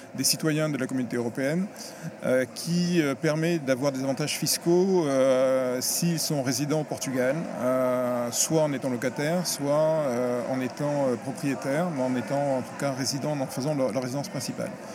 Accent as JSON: {"language": "French", "country": "France", "said": "je suis français"}